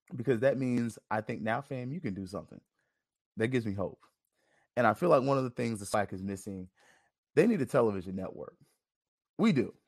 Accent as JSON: {"language": "English", "town": "Tallahassee", "region": "Florida", "country": "United States", "tie": "born or raised there", "said": "I'm just from Tallahassee, born and bred"}